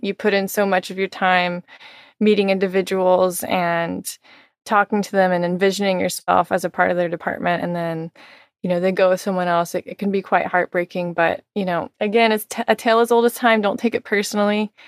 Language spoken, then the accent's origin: English; Texas, United States; moved away; also born or lived in Miami; I'm originally from Texas, so I'm very excited to be returning to my home state